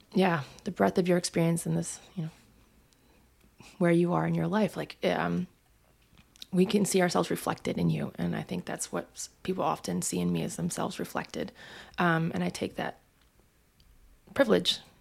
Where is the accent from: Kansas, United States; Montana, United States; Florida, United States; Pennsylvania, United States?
Montana, United States; Missoula; I'm from Missoula, Montana